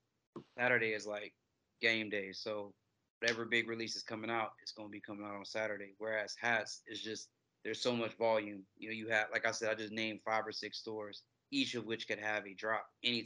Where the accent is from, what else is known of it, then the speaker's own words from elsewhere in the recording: Atlanta, Georgia, United States; I'm from Atlanta, so I'm born and raised from here